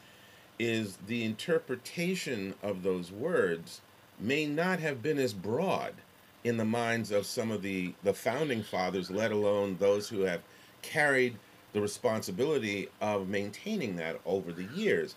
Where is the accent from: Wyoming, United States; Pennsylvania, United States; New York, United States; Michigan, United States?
New York, United States; New York City; Growing up in New York City